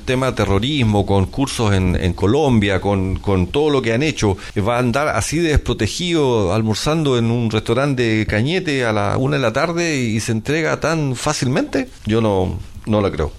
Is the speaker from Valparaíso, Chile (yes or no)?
no; Santiago, Santiago Metropolitan Region, Chile; yo salí del Instituto Nacional